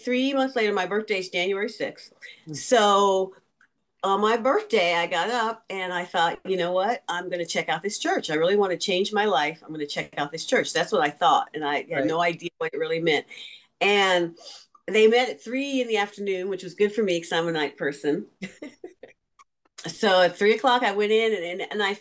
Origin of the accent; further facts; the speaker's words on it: St. Louis, Missouri, United States; moved away as an adult; also born or lived in New York City / California; I'm from St. Louis originally, but I was in New York for college